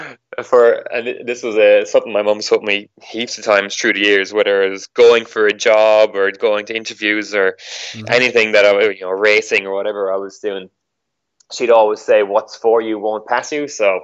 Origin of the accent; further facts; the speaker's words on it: Ireland; now in Australia; so obviously I'm living in Australia. I came here from Ireland.